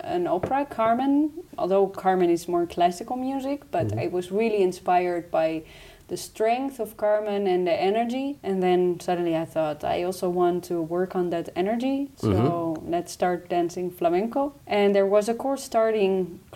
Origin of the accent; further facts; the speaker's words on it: Amsterdam area, North Holland, Netherlands; English is a second language; moved away as an adult; also born or lived in Utrecht; now in Eindhoven, Netherlands; I'm from Amsterdam area originally